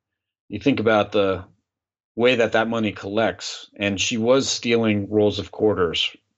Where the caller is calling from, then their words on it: Klamath Falls, Oregon, United States; I'm calling in from Klamath Falls, Oregon, which is in the south part of Oregon.